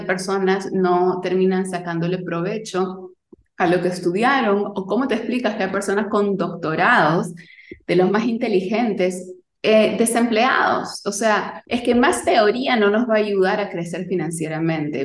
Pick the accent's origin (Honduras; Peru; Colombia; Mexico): Peru; Lima; yo nací y crecí en Lima, Perú